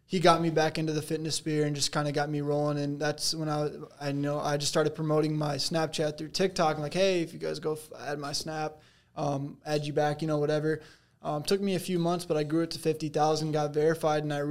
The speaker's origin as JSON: {"language": "English", "town": "Phoenix", "region": "Arizona", "country": "United States", "said": "Phoenix, Arizona"}